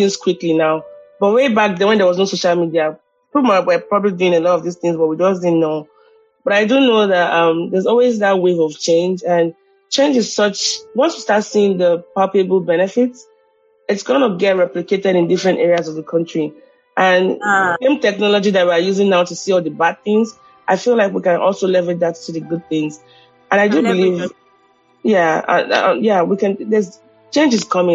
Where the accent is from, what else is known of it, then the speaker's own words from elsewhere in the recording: Nigeria; moved away as an adult; I've been here for about 10 years now, but I love being Nigerian